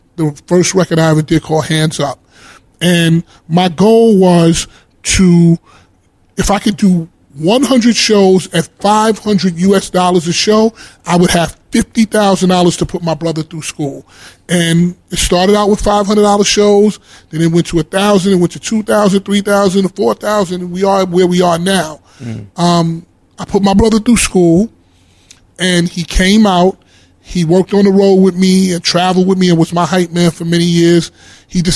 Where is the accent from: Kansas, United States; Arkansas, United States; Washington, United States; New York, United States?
New York, United States; New York City; I'm from Harlem